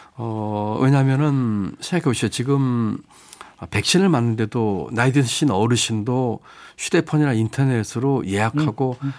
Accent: North Chungcheong, South Korea; moved away; 제가 태어나고 자란 곳이고

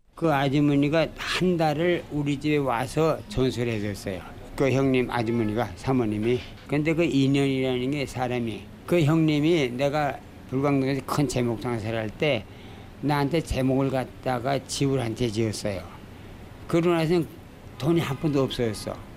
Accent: Pyongyang, North Korea; now in Seoul, South Korea; 내가 평양 사람이거든

